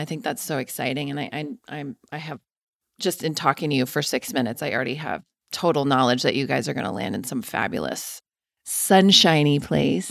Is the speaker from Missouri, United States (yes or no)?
no; Denver, Colorado, United States; I'm from Denver